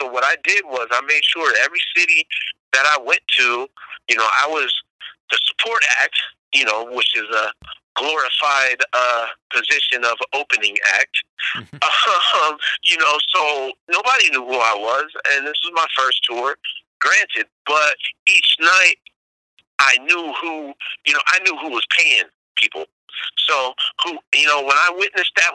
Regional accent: Bay Area, California, United States; growing up in the Bay Area

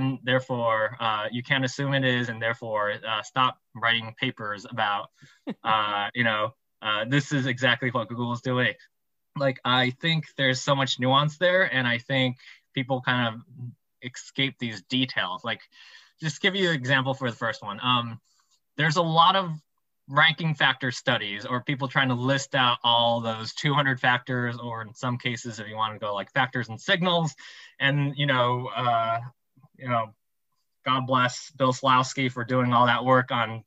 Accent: Taiwan; I'm from Taiwan

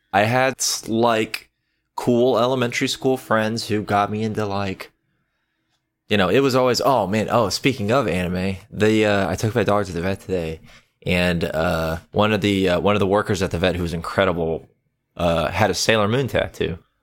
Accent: the American South, United States; I am from the American South

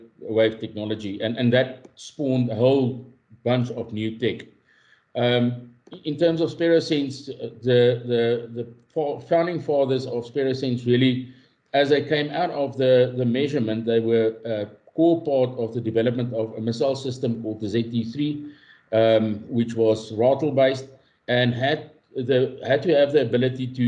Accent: Highveld, Mpumalanga, South Africa; I'm a boy from the Highveld in Mpumalanga, South Africa. I grew up on a farm

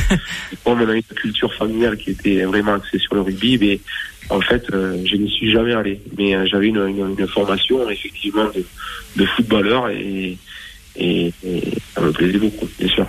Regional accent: Bergerac, Nouvelle-Aquitaine, France; moved away as an adult; also born or lived in Castres; je suis revenu, moi, dans ma région natale, donc à Bergerac

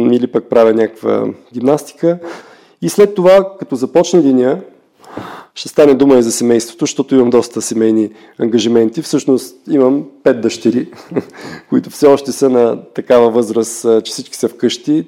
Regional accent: Gabrovo, Gabrovo Province, Bulgaria; now in Hamburg, Germany; когато бях на 15 години в моя роден град Габрово

